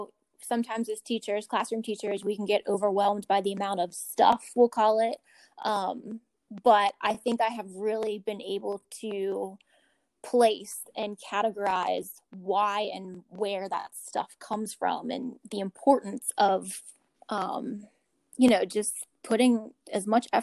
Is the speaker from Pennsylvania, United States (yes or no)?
yes; Pittsburgh, Pennsylvania, United States; moved away as an adult; now in Richmond, United States; I'm not from Virginia. I'm not from Richmond. I'm from Pittsburgh, Pennsylvania